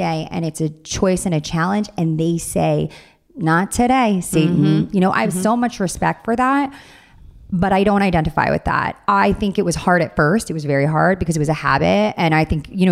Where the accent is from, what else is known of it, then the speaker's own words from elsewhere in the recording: Long Island, New York, United States; moved away as an adult; now in Orange County, United States; I'm from Long Island